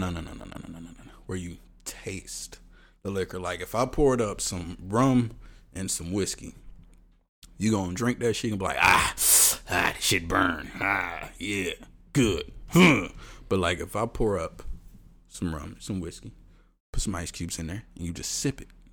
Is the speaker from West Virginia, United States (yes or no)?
no; Houston, Texas, United States; I'm from Houston